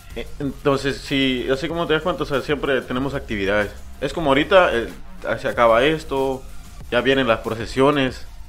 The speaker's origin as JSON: {"language": "Spanish", "country": "Guatemala", "tie": "born or raised there", "said": "donde yo nací, en el pueblito"}